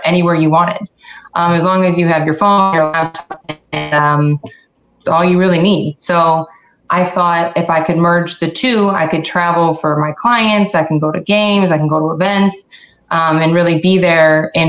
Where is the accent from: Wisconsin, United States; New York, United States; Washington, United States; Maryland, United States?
New York, United States; Syracuse; moved away as an adult; also born or lived in Akron, Ohio; I'm from Syracuse. Wanted to go back home